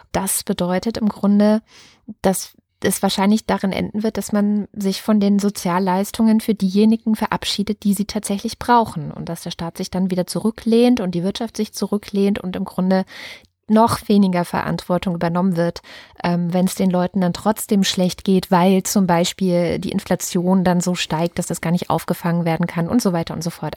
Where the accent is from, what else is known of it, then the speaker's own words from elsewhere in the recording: Berlin, Germany; als Berlinerin